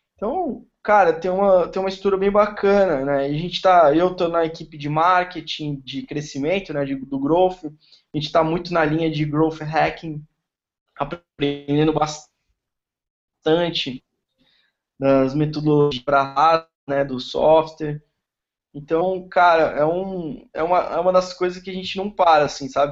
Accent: São Paulo, Brazil; moved away as an adult; now in Florianópolis, Brazil; Eu moro em Floripa, sou de São Paulo, tô morando aqui

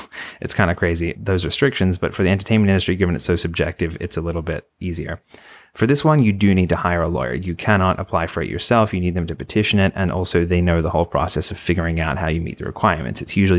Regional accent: Australia; Conveniently, I'm also from Australia.

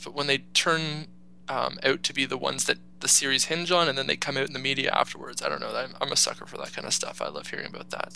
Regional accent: Canada; being a Canadian and uh, and living in Canada

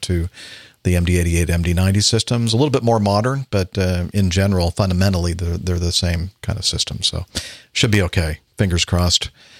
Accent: South Africa; yes, I'm originally from South Africa

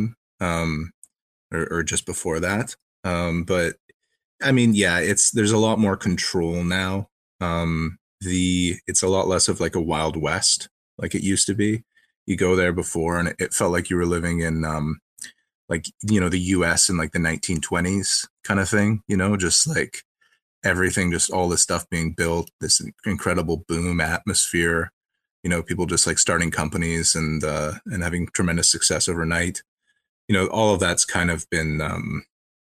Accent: Canada; I'm from Canada as well.

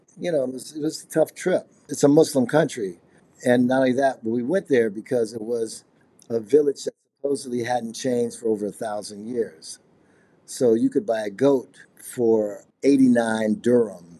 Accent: Chicago, Illinois, United States; I'm from Chicago, and I'm a multimedia artist

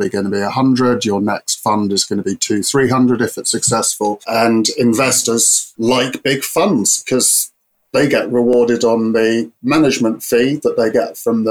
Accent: Cambridge, East of England, United Kingdom; I'm from proper Cambridge

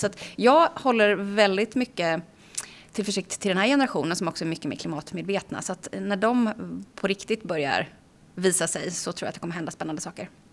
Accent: Aneby, Jönköping County, Sweden; moved away; Jag kommer ifrån eh, Småland från början i eh, ett litet samhälle som heter Aneby.

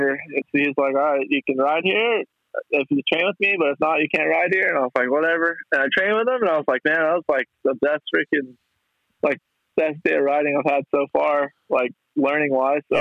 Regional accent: El Paso, Texas, United States; there's not there's not a whole lot to it, honestly born

